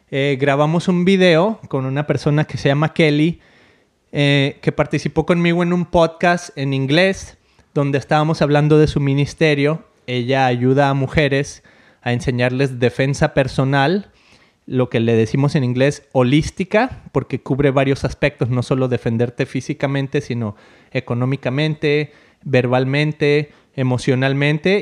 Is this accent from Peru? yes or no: no; Mexico; moved away; siendo mexicana como yo